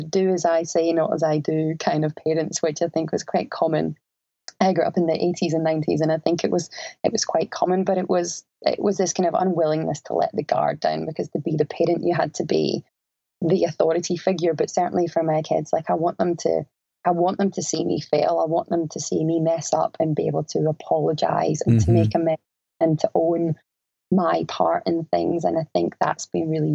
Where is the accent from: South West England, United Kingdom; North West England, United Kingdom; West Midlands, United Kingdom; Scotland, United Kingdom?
Scotland, United Kingdom; moved away as an adult; now in Australia; Growing up in Scotland in that time